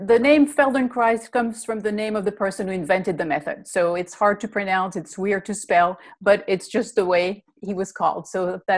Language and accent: English; Belgium; English is a second language; moved away; I'm originally from Belgium. That's the funny accent that you hear.